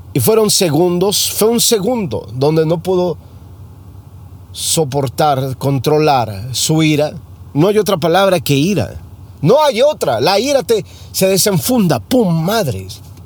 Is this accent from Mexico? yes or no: yes; Mexico; now in United States; como mexicano